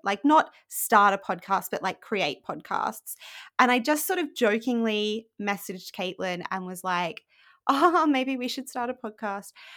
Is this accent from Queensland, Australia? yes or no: yes; Rockhampton, Queensland, Australia; moved away as an adult; now in United Kingdom; I was born in Australia in a place called Rockhampton, which is very boring and probably not what you think of when you think of Australia. And I grew up there